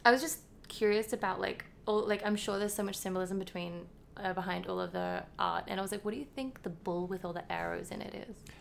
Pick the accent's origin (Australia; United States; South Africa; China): Australia; being like Australian